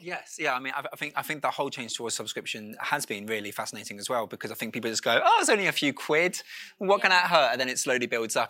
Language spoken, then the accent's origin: English; Dorset, South West England, United Kingdom; moved away; I grew up in Dorset